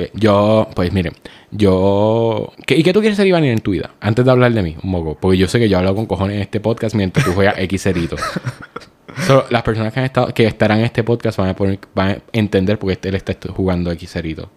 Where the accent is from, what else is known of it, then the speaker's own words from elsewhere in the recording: Puerto Rico; como buenos puertorriqueños